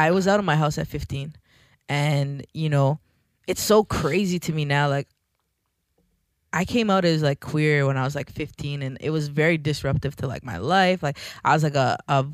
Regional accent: Toronto, Ontario, Canada; I'm from Scarborough

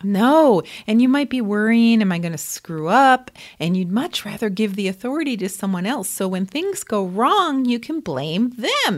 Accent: near Lyme, Connecticut, United States; I grew up near Lyme, Connecticut.

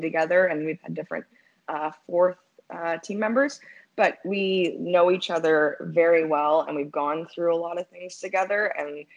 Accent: Ottawa, Ontario, Canada; moved away as an adult; also born or lived in New York area; I'm from Ottawa, but I ended up spending the last 7 years in the New York area training there.

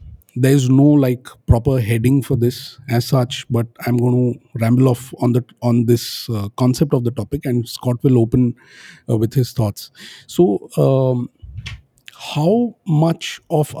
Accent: Pune, Maharashtra, India; now in Bangalore, India; I'm in my hometown in a place called Pune

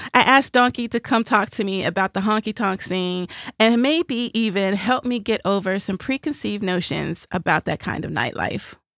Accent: Nashville, Tennessee, United States; moved away as an adult; when you grow up in Music City

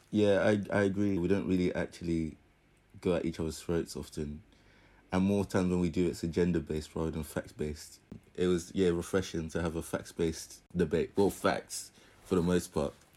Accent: United Kingdom; we're British

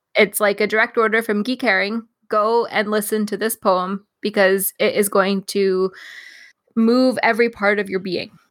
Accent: Canada; as a Canadian

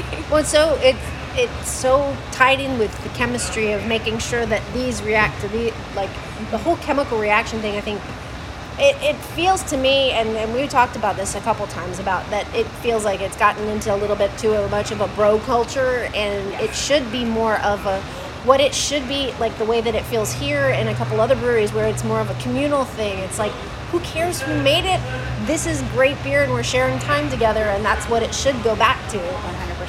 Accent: Hawaii, United States; I grew up in Hawaii

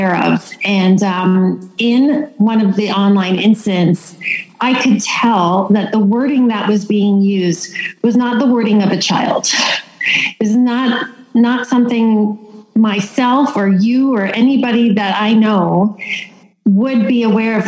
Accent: Toronto, Ontario, Canada; moved away as an adult; now in Stratford, Canada; I grew up in Toronto

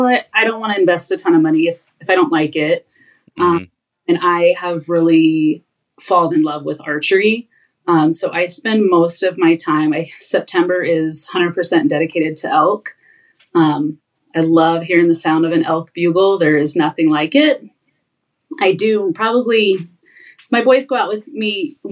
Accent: Arizona, United States; moved away as an adult; now in Idaho, United States; I'm from Arizona and moved to Idaho

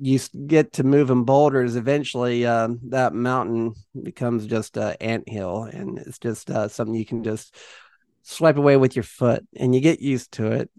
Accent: Jamestown, North Carolina, United States; also born or lived in Martinsville, Virginia / Archdale, North Carolina; I grew up here in the Southeast, uh, was born in Martinsville, Virginia, and, uh, pretty much, uh, went to school right around, uh, Jamestown, North Carolina most of my life

